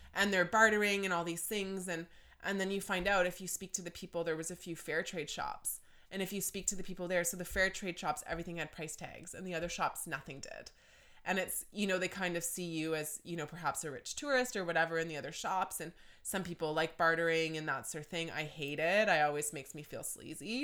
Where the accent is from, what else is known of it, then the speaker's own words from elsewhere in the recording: Deep River, Ontario, Canada; also born or lived in Toronto; I grew up in Deep River